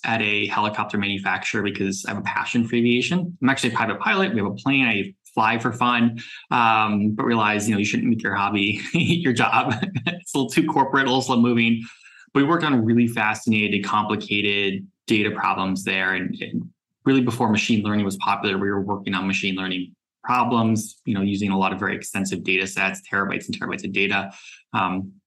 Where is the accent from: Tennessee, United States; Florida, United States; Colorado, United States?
Florida, United States; South; moved away as an adult; also born or lived in New York; I grew up in South Florida, moved to New York after college